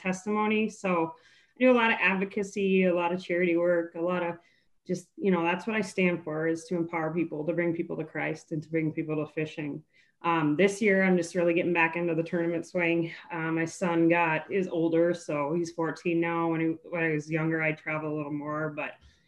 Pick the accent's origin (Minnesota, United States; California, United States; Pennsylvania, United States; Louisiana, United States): Minnesota, United States; I'm from Minnesota. I born and raised here in Great Lakes, 10,000 Lakes.